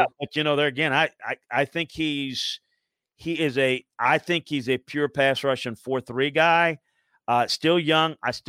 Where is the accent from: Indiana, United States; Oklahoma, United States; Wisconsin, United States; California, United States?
Wisconsin, United States; I mean, I grew up in Wisconsin. He probably had all the cold weather he wants.